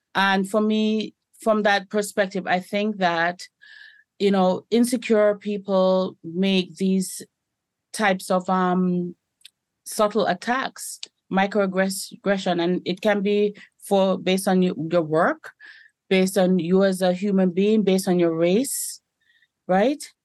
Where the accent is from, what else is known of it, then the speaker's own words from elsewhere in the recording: Canada; I identify as a Jamaican Canadian